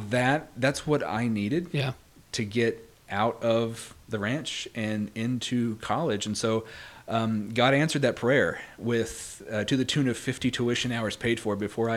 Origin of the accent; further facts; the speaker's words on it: Kansas, United States; I grew up in Kansas on a cattle ranch. So I'm a cowboy, which often surprises people when they meet me, because I'm very much not a cowboy anymore.